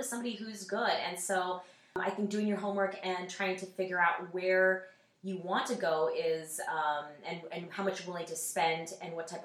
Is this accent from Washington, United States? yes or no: yes; Seattle, Washington, United States; moved away; I'm originally from Seattle, Washington